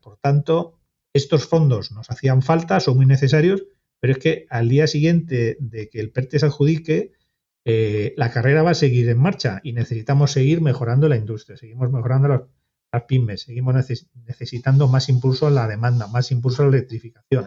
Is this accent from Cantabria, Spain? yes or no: yes; Santander, Cantabria, Spain; yo que soy de Santander